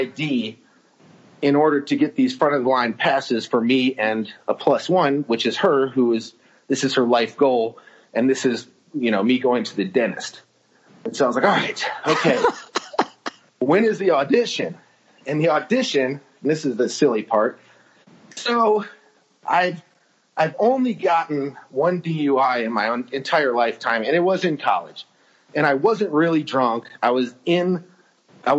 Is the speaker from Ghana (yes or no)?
no; Cleveland, Ohio, United States; moved away as an adult; also born or lived in Arizona / Australia / Ireland / India; I'm from Cleveland, Ohio, born and raised